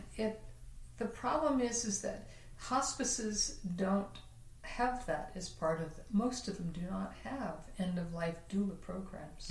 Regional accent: New Jersey, United States; very near where I grew up in New Jersey

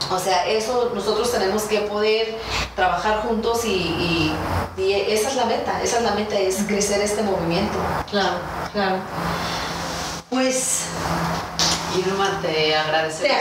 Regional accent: Mexico; sí soy mexicana porque tengo ciudadanía dual, ¿no?

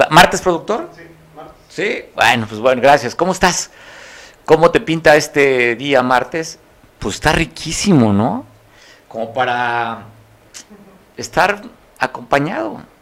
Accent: San Jerónimo de Juárez, Guerrero, Mexico; Mucha gente que somos de San Jerónimo

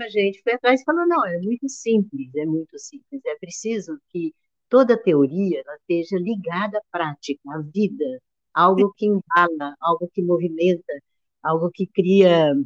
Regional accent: São José dos Campos, São Paulo, Brazil; na minha infância toda, lá no Ita, lá em São José dos Campos

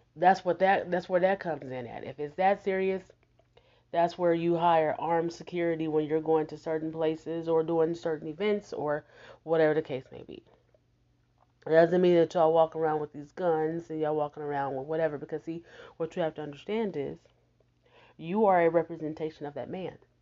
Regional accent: Houston, Texas, United States; born or raised there; now in Omaha, United States

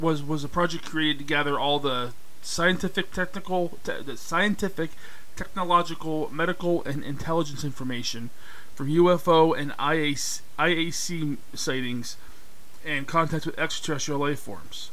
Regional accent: Pennsylvania, United States; my home state, which is Pennsylvania.

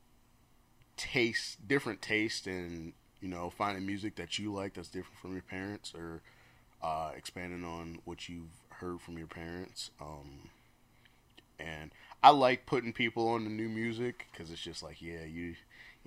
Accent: Detroit, Michigan, United States; moved away; I'm originally from Detroit

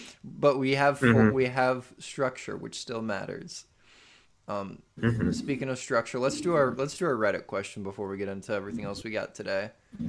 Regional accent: United States; in America, we do the month and the day.

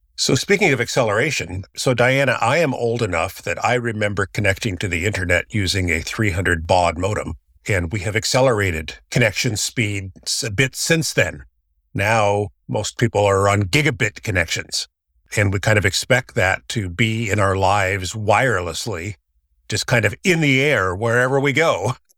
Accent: Silicon Valley, California, United States; I've been in Silicon Valley my entire life

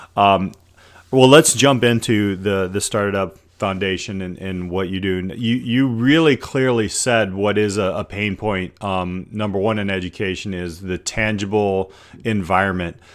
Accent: South Bend, Indiana, United States; I'm from, uh, South Bend

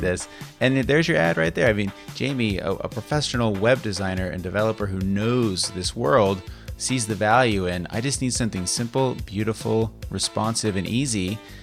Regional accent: Las Vegas, Nevada, United States; moved away as an adult; also born or lived in San Diego / Reno; now in Sacramento, United States; I was born and raised in Las Vegas as well. And I left when I, um, graduated high school.

